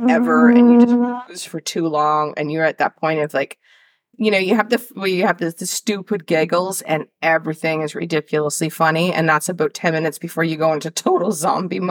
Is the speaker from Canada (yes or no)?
yes; Canada; I'm from Canada. Like, we have bears everywhere.